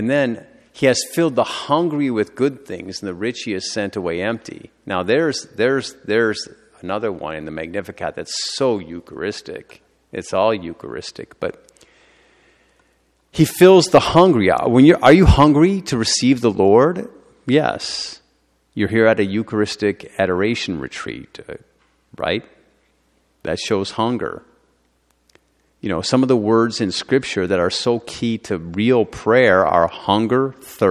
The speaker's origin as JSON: {"language": "English", "country": "United States", "said": "I'm an American"}